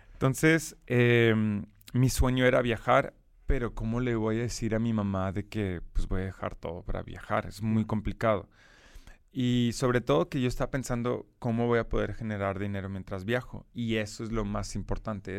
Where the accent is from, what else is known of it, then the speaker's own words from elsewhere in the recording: Brussels, Brussels-Capital Region, Belgium; Spanish is a second language; moved away; nací en Bélgica y crecí en Bélgica de forma general